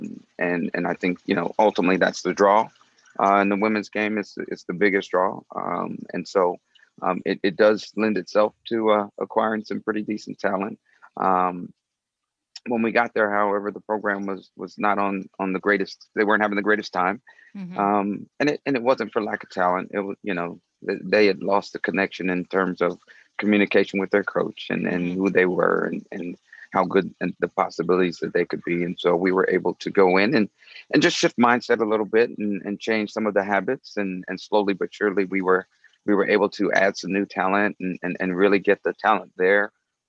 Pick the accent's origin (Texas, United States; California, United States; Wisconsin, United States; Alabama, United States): Alabama, United States; Huntsville; moved away as an adult; now in Los Angeles, United States; I grew up in Huntsville, Alabama, son of educators